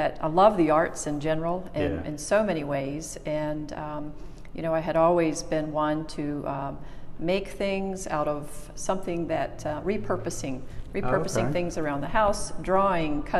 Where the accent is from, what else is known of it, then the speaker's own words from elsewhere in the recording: Chesapeake, Virginia, United States; also born or lived in North Carolina; I grew up on the Norfolk side of Chesapeake and graduated from Indian River High School